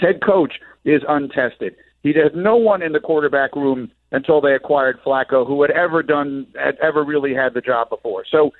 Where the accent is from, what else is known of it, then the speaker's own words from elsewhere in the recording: New York City, New York, United States; the apartment building I grew up in Manhattan.